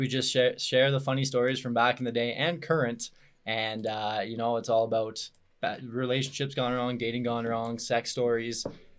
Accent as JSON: {"language": "English", "town": "Orangeville", "region": "Ontario", "country": "Canada", "moved": "as an adult", "said": "I'm originally from Orangeville, Ontario, a small little town an hour north of Toronto. And I got the fuck out of there at the age of 19 because there's nothing going on there. Moved out here 7 years ago now."}